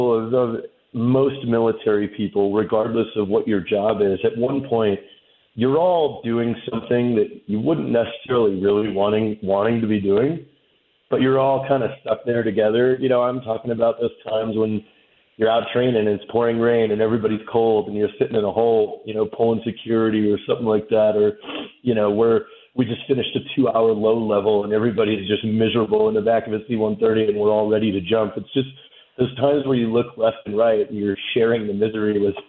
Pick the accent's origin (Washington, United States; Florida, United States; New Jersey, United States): Washington, United States; Kitsap County; moved away as an adult; I grew up in the Pacific Northwest, specifically Kitsap County, which is the Kitsap Peninsula